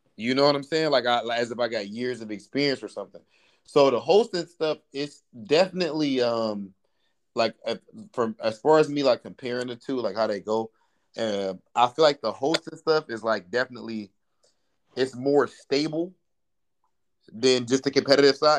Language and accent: English; Ohio, United States; I'm from Ohio